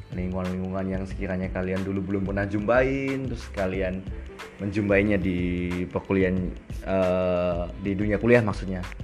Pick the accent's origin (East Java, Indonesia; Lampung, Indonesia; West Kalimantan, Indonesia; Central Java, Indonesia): Central Java, Indonesia; Sragen; moved away as an adult; now in Purwokerto, Indonesia; Saya berasal dari Sragen. Ya, aku orang Jawa. Maksudnya, saya lahir besar di Sragen.